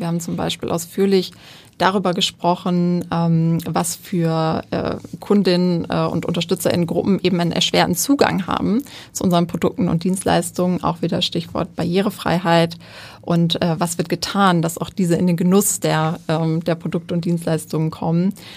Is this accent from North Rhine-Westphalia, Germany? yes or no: yes; Wuppertal, North Rhine-Westphalia, Germany; ich komme aus Wuppertal